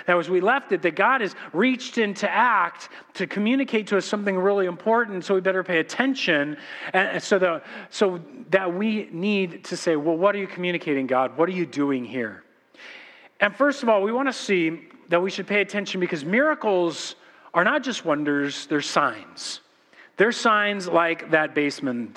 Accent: Corona, California, United States; we're from Corona.

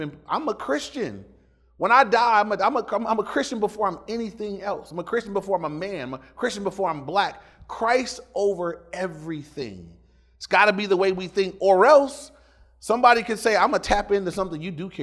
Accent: Inglewood, California, United States; born or raised there

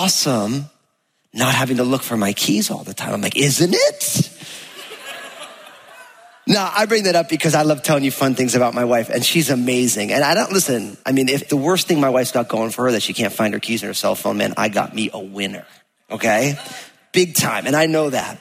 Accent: New Jersey, United States; also born or lived in California; now in Washington, United States; I grew up in New Jersey and I lived in California

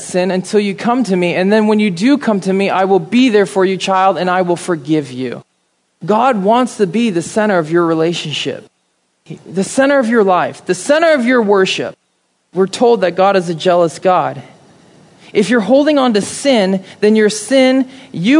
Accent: Midwest, United States; moved away; growing up in the Midwest

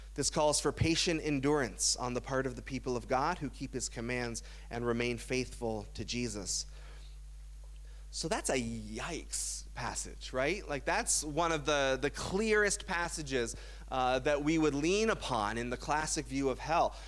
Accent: Burlington, Ontario, Canada; I grew up in Burlington, Ontario

